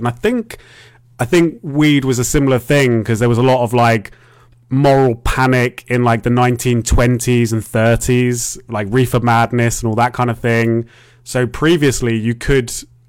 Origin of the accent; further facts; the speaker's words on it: United Kingdom; I'm a Brit.